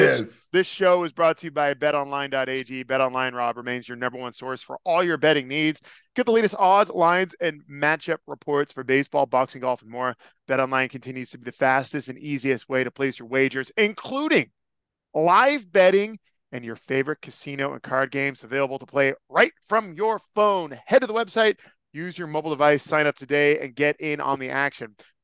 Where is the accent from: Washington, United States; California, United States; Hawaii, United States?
California, United States; Yeah, I'm from Northern California. You do not walk outside after sundown in t-shirts and flip-flops.